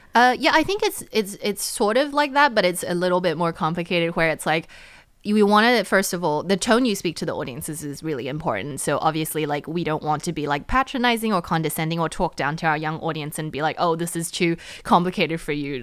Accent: New Zealand; also born or lived in United States; now in Taiwan; I grew up in New Zealand

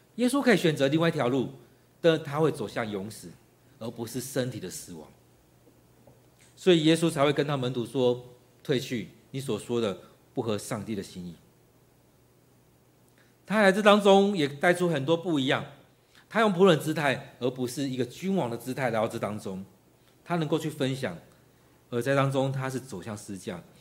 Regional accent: Taiwan; 其实我们台湾人也常这样子，缺什么就埋怨什么

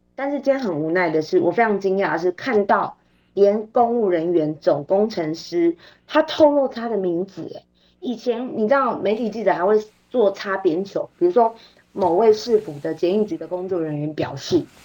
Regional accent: Taiwan; 我们台湾人民

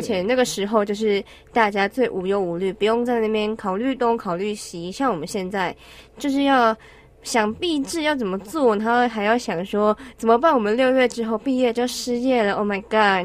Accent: Yilan County, Taiwan; 我是宜兰人

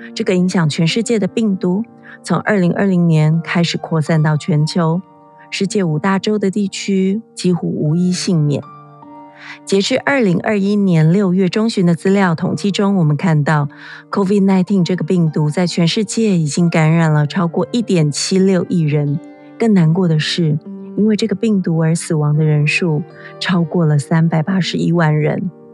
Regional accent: Taiwan; 在我们台湾这边

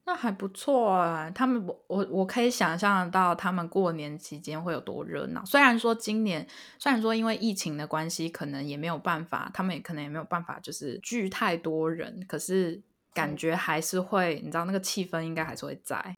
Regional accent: Taiwan; 我妈是嫁到台湾，就嫁给我爸嫁到台湾，基本上就是我们形同于外国人

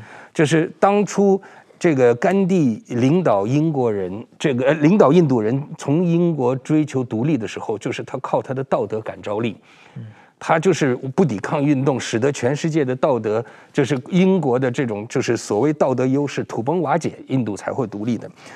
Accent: Beijing, China; first language Uyghur; now in Taiwan; 其实我从小我是北京出生长大的维吾尔人，但在家里边都是讲维吾尔语啊，跟父母亲这样。

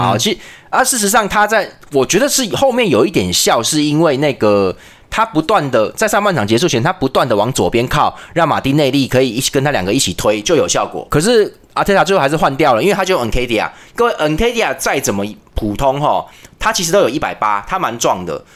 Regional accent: Taiwan; 我们台湾人

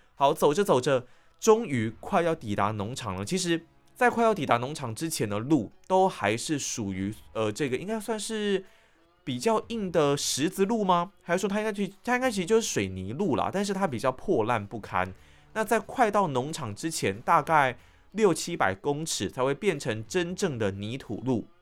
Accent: Tainan, Taiwan; moved away; also born or lived in Taipei; 我回到了我的家乡台南

